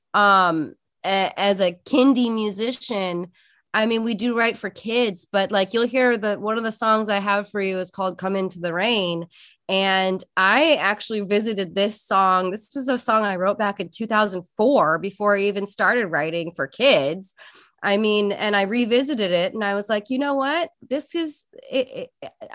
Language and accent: English; Portland, Oregon, United States; now in Southern California, United States; I'm in Southern California, where we don't get much rain, and I'm from Portland, Oregon, and I miss the rain.